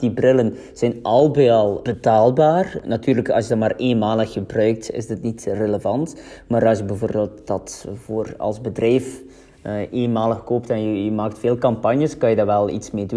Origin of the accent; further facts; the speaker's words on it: West Flanders, Belgium; Wij zijn beide van West-Vlaanderen